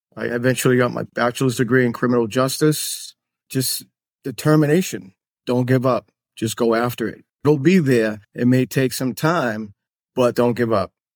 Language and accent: English; Massachusetts, United States; moved away as an adult; also born or lived in Washington, D.C.; now in Florida, United States; We moved to Massachusetts when I was five years old. Went through, like, uh, school system in Massachusetts